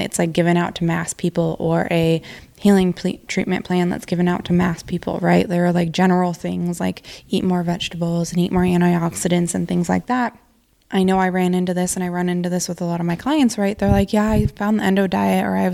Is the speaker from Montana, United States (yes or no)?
yes; Montana, United States; moved away; I grew up in Montana